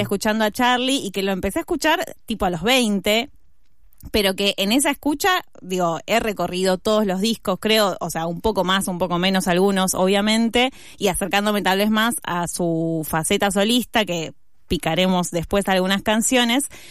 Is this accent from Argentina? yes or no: yes; Argentina; como argentinas y argentinos